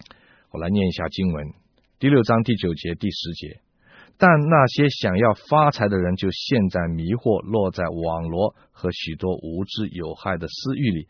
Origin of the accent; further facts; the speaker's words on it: China; 我们中国人也有这样的说法啊。